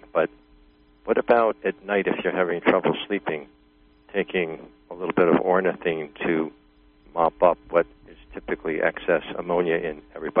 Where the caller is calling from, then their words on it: Virginia, United States; Okay, I'm from Virginia.